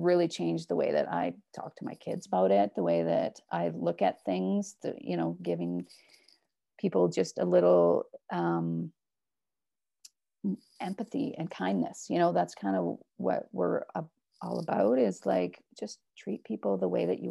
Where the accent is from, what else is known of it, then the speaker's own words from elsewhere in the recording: Northern Alberta, Canada; now in Edmonton, Canada; we're from Northern Alberta, right? And so we lived close to reserves.